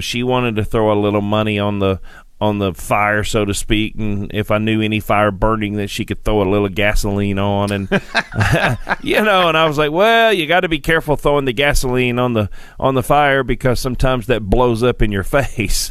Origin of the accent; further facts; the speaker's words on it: Sparta, Tennessee, United States; I grew up here in Tennessee on a farm in Sparta, Tennessee